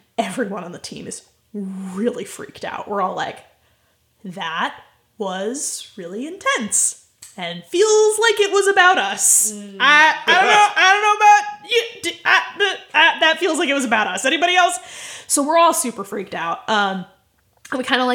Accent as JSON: {"language": "English", "country": "United States", "said": "I am an American"}